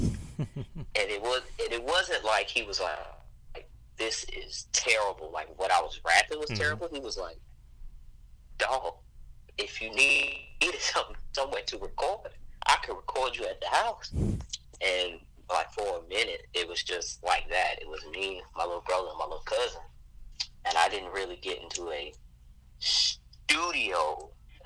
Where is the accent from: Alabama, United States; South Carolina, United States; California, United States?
Alabama, United States; Montgomery; also born or lived in New Orleans, Louisiana; I'm from Montgomery, Alabama. My folks are from New Orleans, Louisiana